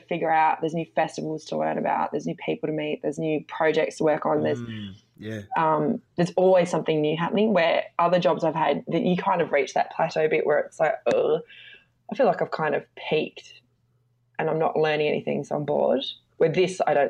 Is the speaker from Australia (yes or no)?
yes; Devonport, Tasmania, Australia; I grew up in Devonport, Tasmania